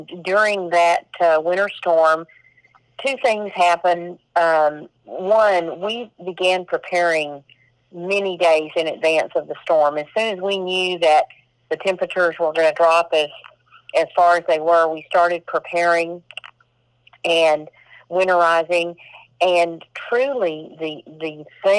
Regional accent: Corsicana, Texas, United States; also born or lived in Fairfield, Texas; I was born in Corsicana. I attended high school in Fairfield. I attended Navarra College

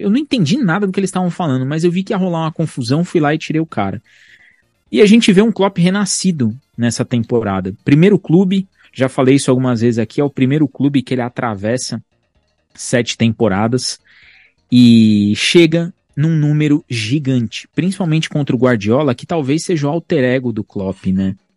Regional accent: Brazil; nós somos brasileiros

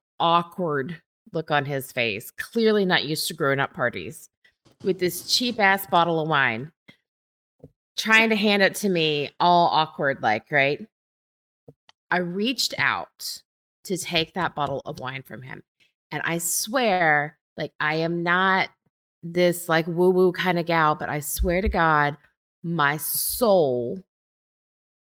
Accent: United States; I'm American

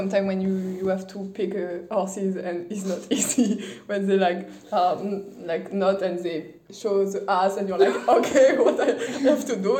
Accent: Saumur, Pays de la Loire, France; I come from France. I live in a small city called Saumur, and I just finished my 3 years university degrees.

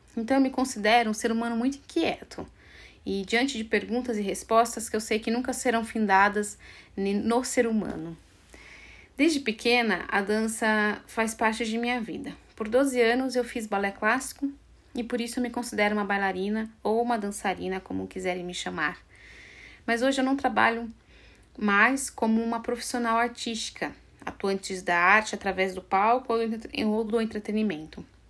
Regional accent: Assis, São Paulo, Brazil; moved away as an adult; also born or lived in France; em Assis, que é uma cidade do interior onde eu nasci e eu morei por 23 anos

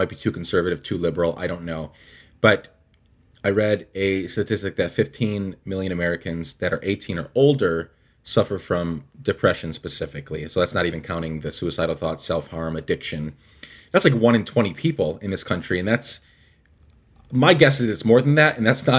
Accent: Guatemala; I grew up in Guatemala. My parents were missionaries there.

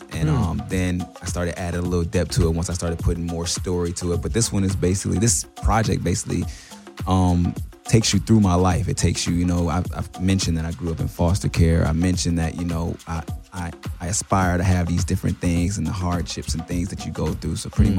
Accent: Los Angeles, California, United States; also born or lived in South Central; I'm a guy from Los Angeles, South Central to be exact.

